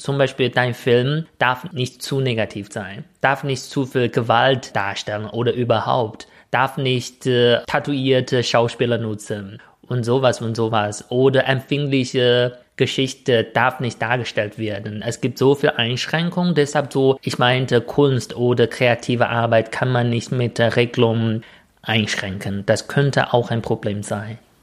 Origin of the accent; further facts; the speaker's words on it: China; German is a second language; moved away; ich als Chinese